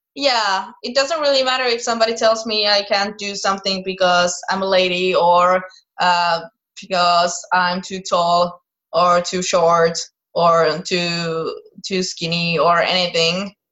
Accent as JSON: {"language": "English", "country": "Finland", "tie": "born or raised there", "said": "I was raised in Finland. I was born in Finland. I've been here my whole life"}